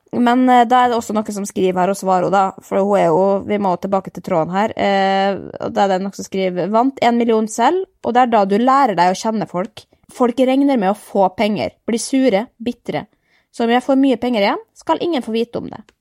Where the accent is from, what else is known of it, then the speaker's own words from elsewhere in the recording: Norway; vi kommer fra Norge